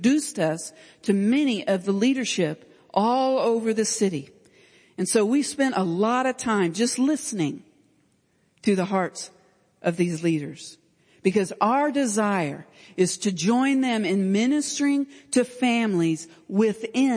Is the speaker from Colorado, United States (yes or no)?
no; Stillwater, Oklahoma, United States; I'm from Stillwater, America.